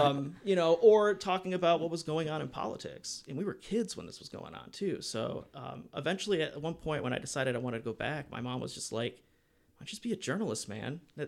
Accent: Cleveland, Ohio, United States; also born or lived in Akron; I'm from Cleveland, unfortunately.

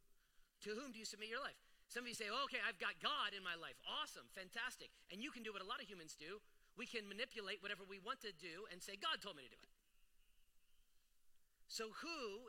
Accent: United States; I love being an American

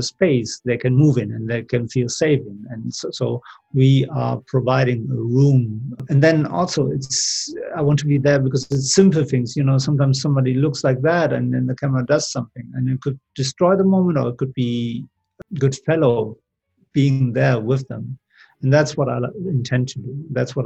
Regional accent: Germany; moved away as an adult; also born or lived in Seville, Spain / London; I grew up in Germany

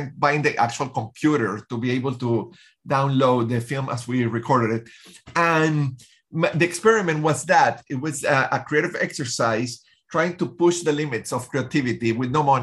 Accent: Venezuela; I grew up in Venezuela

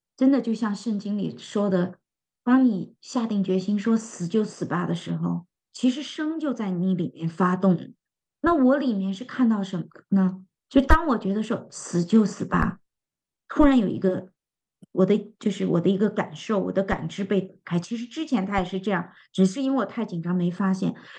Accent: China; 作为我们中国人

